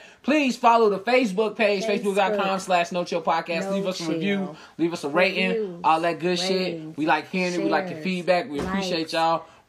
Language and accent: English; Chicago, Illinois, United States; I'm from Chicago.